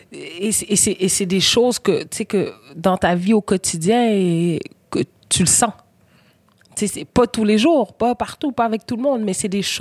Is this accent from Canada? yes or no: yes; Quebec, Canada; also born or lived in Senegal; Puis je me sens sénégalaise, puis je me sens québécoise.